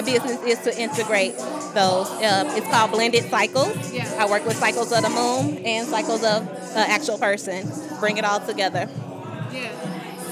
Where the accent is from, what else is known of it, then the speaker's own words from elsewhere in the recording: St. Louis, Missouri, United States; I am from St. Louis, Missouri. I came all the way to Philly.